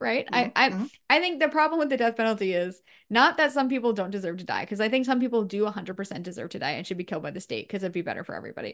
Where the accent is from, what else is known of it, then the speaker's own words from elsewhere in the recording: United States; I'm American